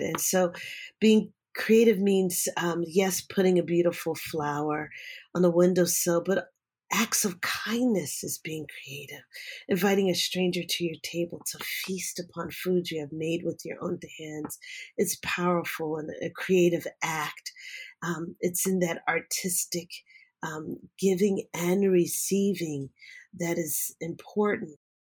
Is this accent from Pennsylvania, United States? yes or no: yes; Philadelphia, Pennsylvania, United States; I was born and raised in Philadelphia